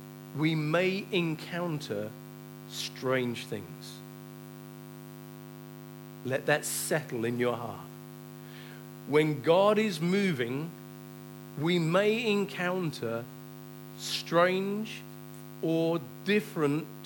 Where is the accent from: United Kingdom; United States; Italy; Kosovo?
United Kingdom; England; we're too English. We're too British.